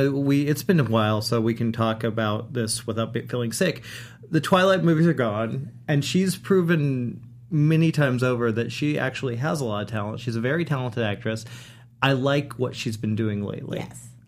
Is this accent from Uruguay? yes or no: yes; Uruguay; I'm from Uruguay.